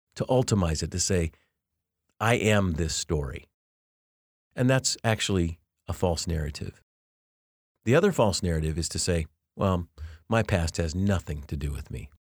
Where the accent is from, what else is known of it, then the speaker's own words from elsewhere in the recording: Denver, Colorado, United States; also born or lived in Louisville, Kentucky; I was born in Louisville, Kentucky as well, but then was raised in Denver